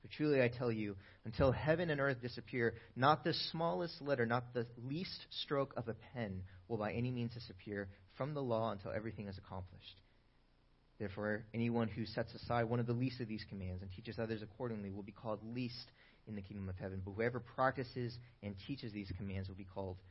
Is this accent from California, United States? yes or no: yes; Bay Area, California, United States; moved away as an adult; now in Sacramento, United States; I'm originally from the Bay Area, though, and I moved to Sacramento a couple years ago